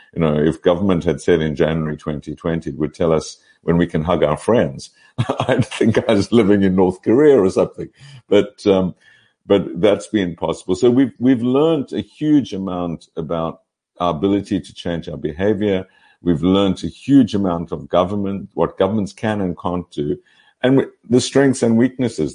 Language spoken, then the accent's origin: English; Pretoria, Gauteng, South Africa; moved away as an adult; also born or lived in Cape Town; now in Oxford, United Kingdom; I was born in Pretoria, so I'm very much am a South African product, and uh, went to UCT uh, for my first degree.